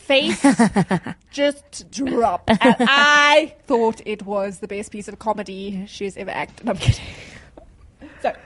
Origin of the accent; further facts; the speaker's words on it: South Africa; I'm from South Africa